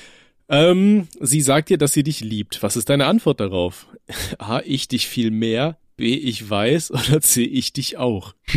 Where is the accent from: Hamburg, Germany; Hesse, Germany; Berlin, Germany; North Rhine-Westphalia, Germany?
North Rhine-Westphalia, Germany; bei uns in NRW